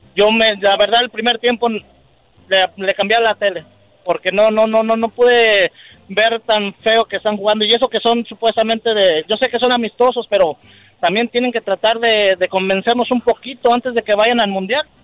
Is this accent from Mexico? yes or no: yes; Mexico; Yo soy mexicano